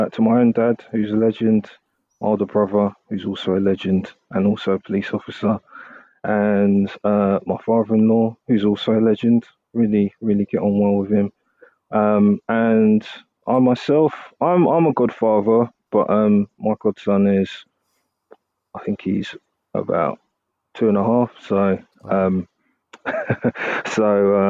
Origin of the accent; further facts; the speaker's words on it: London, United Kingdom; as a Londoner